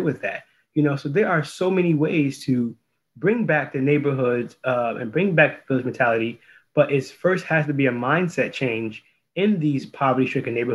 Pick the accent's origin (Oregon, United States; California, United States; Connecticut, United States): Connecticut, United States; New Haven; born or raised there